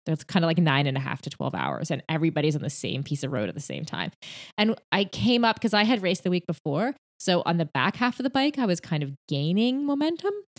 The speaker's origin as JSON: {"language": "English", "country": "Canada", "said": "I'm Canadian"}